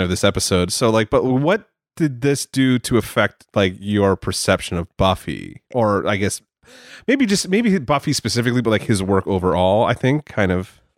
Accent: Canada; I am Canadian

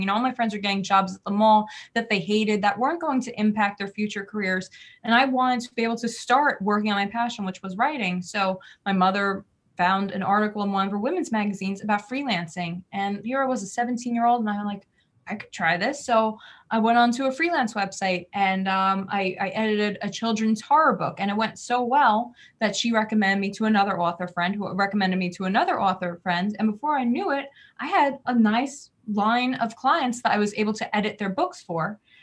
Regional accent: New Jersey, United States; I am from Jersey, where we're very fast paced

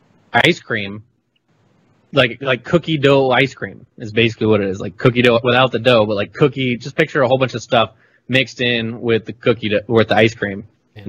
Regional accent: the South, United States; I'm from the South

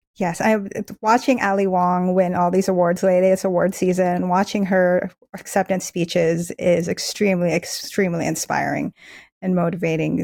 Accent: Philippines; now in United States; I was born in the Philippines, we and my family immigrated here

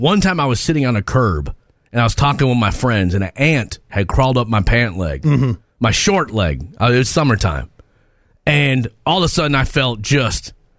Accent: Minnesota, United States; moved away; I was from Minnesota. I never saw a praying mantis in my life.

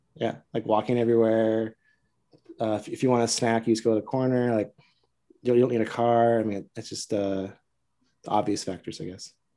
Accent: Southern Orange County, California, United States; moved away as an adult; also born or lived in Costa Mesa / New York; I grew up in Southern Orange County

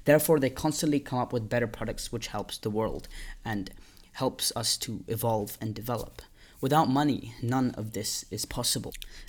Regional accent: India; English is a second language; I'm Indian, and although I am Indian, I've lived most of my life outside of India, but I currently do live in India.

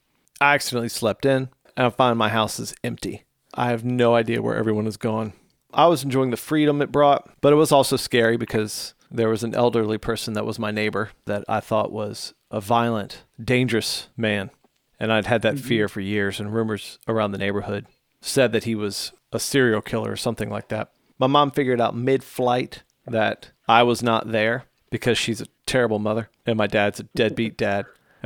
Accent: Illinois, United States; I grew up in the Chicago suburbs with my family, large family.

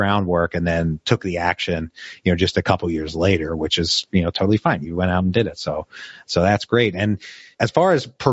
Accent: the North, United States; moved away; I'm not originally from the South myself. I'm originally a Yankee

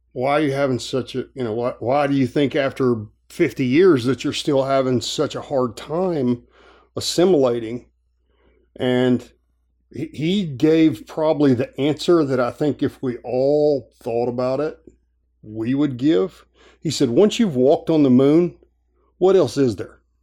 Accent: Asheville, North Carolina, United States; moved away as an adult; also born or lived in Hawaii; I grew up in Asheville, it's mostly a tourist town

